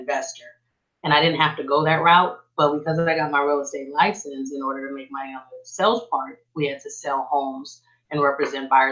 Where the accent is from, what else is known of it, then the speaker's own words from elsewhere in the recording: Oakland, California, United States; moved away as an adult; now in Texas, United States; I'm actually born and raised in East Oakland.